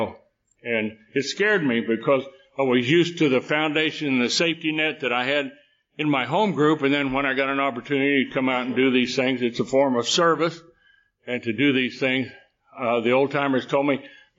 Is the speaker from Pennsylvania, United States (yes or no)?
no; Texas, United States; I was born in Texas